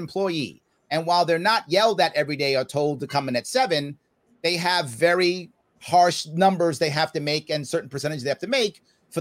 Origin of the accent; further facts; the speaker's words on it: New York City, New York, United States; I grew up in the South Bronx in the 70s in New York City.